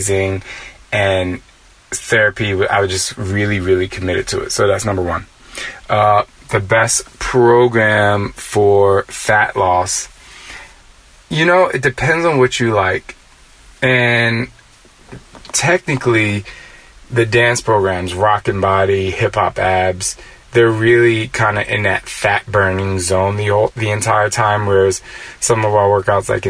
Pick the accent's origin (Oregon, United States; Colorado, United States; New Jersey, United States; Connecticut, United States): New Jersey, United States; moved away; also born or lived in Philadelphia / New York City; I'm from Jersey, and the East Coast is so fast. I do realize that growing up on the East Coast